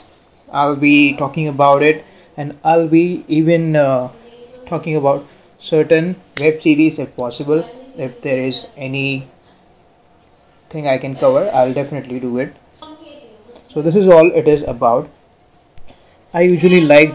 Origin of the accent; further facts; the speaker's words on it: Pune, Maharashtra, India; I'm from Pune